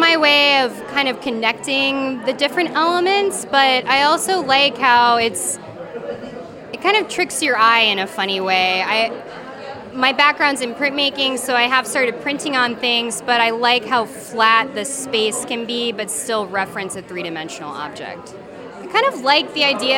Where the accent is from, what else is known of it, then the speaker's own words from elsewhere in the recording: Corpus Christi, Texas, United States; now in Brooklyn, United States; I'm originally from Corpus Christi, Texas, but I live in Brooklyn now.